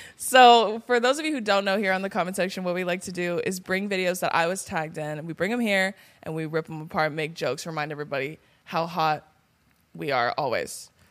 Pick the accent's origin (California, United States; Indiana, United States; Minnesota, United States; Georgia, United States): California, United States; I'm from California